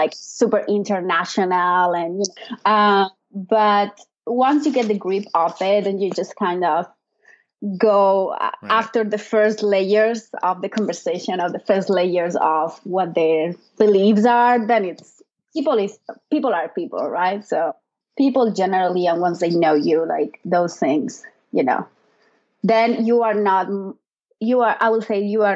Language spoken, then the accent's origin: English; Alicante, Valencian Community, Spain; English is a second language; now in United States; I'm from Alicante. So we speak Valencian, which mm-hmm. is a dialect from Catalan. So I grew up bilingual